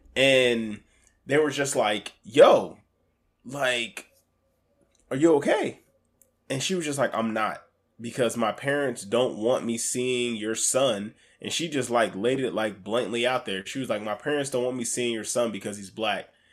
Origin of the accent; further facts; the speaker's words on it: Alaska, United States; I grew up in Alaska.